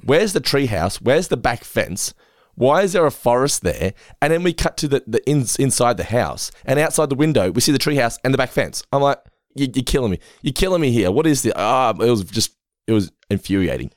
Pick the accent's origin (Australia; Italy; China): Australia; Geelong, Victoria; we're from Geelong